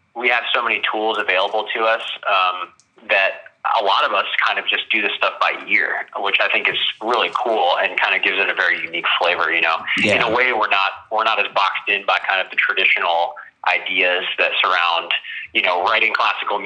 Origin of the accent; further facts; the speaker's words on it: Virginia, United States; moved away as an adult; also born or lived in Washington, D.C.; now in California, United States; So originally, I'm from Washington, D.C., lived in Virginia most of my life, and recently in the last few years I've moved to California